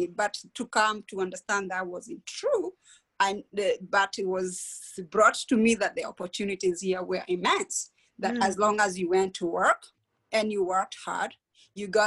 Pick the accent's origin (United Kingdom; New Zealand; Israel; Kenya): Kenya; moved away as an adult; now in United States; I grew up in Kenya in a small town near Nairobi. I migrated to the United States when I was 20 years old